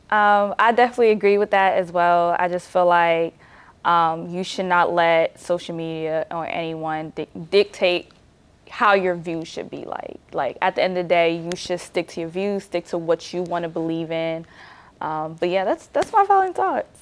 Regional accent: New Jersey, United States; I didn't grow up in Nigeria. I grew up in New Jersey.

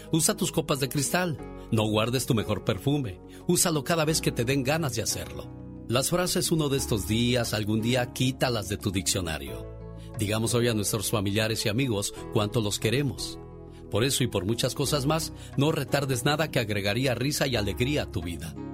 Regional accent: Veracruz, Mexico; moved away; Un día salí de Veracruz. Pero Veracruz nunca salió de mí. La nostalgia de mi tierra está con.

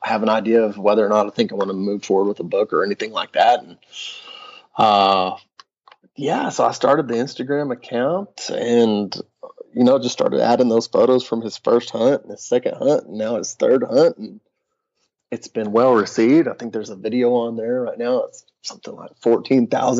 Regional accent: West Texas, United States; I was a fifth generation Texan. I was born in West Texas.

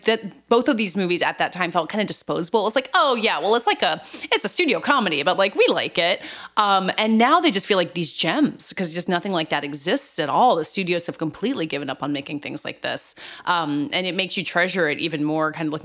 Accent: the South, Southern United States, United States; I guess as a Southerner

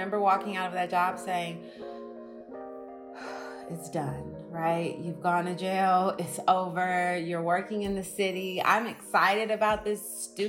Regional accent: Oakland, California, United States; I'm from Oakland.

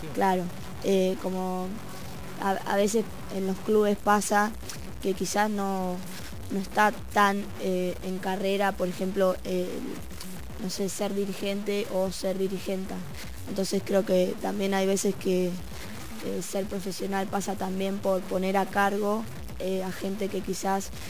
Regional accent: Avellaneda, Buenos Aires Province, Argentina; yo soy de Avellaneda

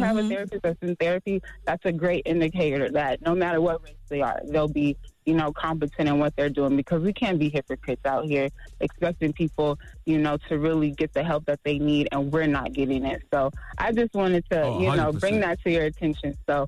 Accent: Las Vegas, Nevada, United States; So, I'm a therapist from Vegas, and I know that you didn't do this consciously

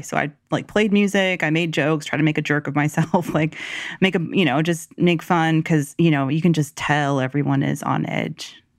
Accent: the South, United States; growing up in the South

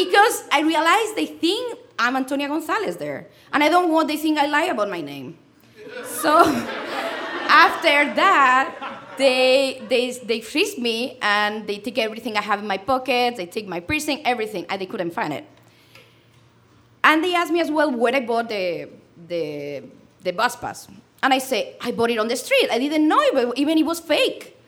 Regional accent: Spain; English is a second language; moved away as an adult; also born or lived in London; I'm from Spain

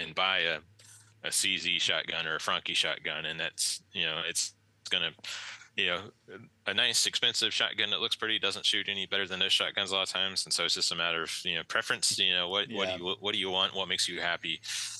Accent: West Virginia, United States; moved away; Growing up in West Virginia

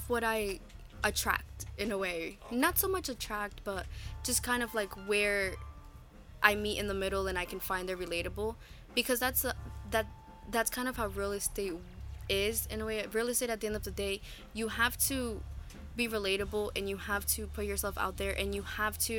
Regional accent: Newark, New Jersey, United States; I grew up in Newark. I know what it's like to grow up in Newark.

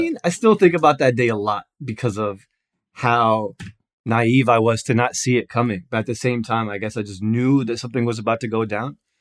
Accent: Newark, New Jersey, United States; I'm from Newark, New Jersey

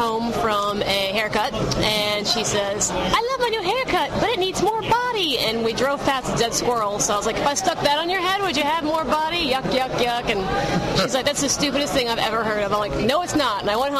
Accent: Baton Rouge, Louisiana, United States; moved away; I'm originally from Baton Rouge, Louisiana.

